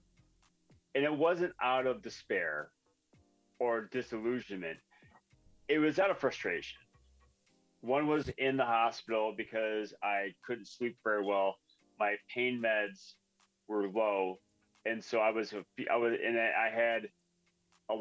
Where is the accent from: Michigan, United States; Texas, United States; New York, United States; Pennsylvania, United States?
Michigan, United States; we grew up in Michigan under the bridge